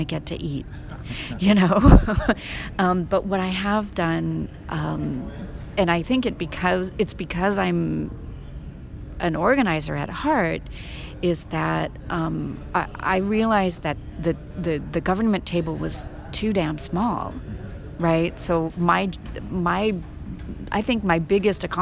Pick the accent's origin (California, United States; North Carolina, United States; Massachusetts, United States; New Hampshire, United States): California, United States; Culver City; also born or lived in Paris, France; my hometown